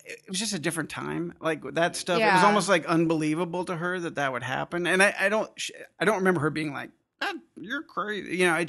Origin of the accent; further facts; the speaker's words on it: Albuquerque, New Mexico, United States; born there; I grew up all over the place. I was born in New Mexico, Albuquerque.